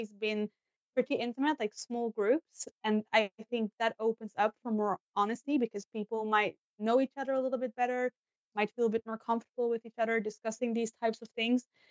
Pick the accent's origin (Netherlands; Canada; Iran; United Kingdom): Netherlands; moved away as an adult; now in Sweden; I'm from the Netherlands, so I moved to Sweden 5 years ago